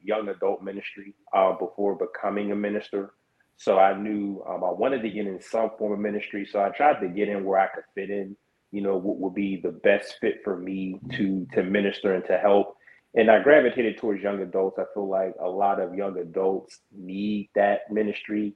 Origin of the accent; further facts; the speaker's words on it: Pittsburgh, Pennsylvania, United States; my hometown and where I reside is the same. I'm currently located in Pittsburgh, Pennsylvania.